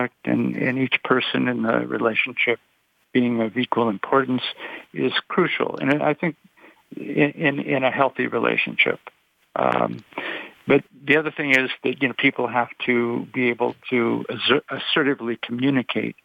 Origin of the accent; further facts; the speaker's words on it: Long Beach, California, United States; I was from the Long Beach area